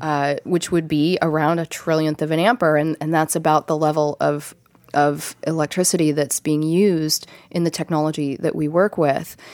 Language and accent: English; Ohio, United States; now in Encinitas, United States; back east where I'm from, Ohio